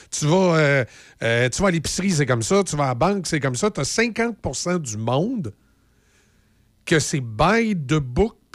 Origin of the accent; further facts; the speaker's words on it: Quebec, Canada; accent: Québécois; Oui, c'est ça, moi je suis Québécois, je, mon accent, je sais plus comment lire.